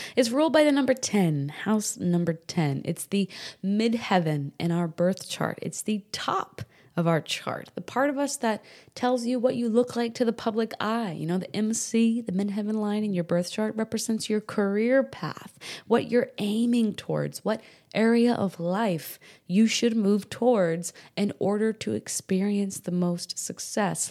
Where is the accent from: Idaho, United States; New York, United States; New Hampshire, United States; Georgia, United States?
New Hampshire, United States; moved away; also born or lived in Rockport, Texas; I grew up in New England, New Hampshire specifically